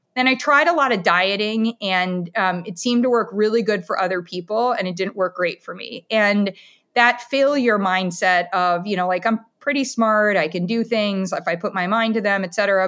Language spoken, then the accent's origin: English; Columbus, Ohio, United States; also born or lived in Ann Arbor, Michigan; now in Camden, United States; I am a kid from Ohio. I was born in Ann Arbor, Michigan, and moved to Columbus, Ohio.